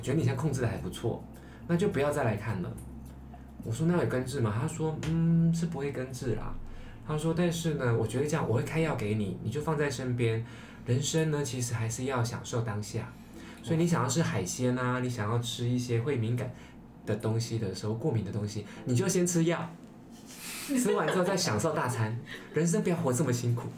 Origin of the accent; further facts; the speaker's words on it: Taiwan; 一个是台湾的，就，就我这样